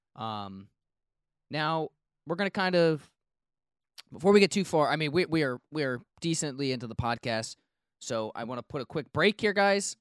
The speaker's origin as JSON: {"language": "English", "country": "United States"}